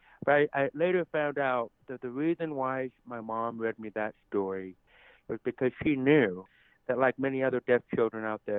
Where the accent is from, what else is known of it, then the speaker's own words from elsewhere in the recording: United States; accent: deaf; And so with my deaf accent, I know many people have asked if I'm from Canada or if I'm from England. And I always take it as a compliment because I love their accent. But no, I'm from right here in the United States of America.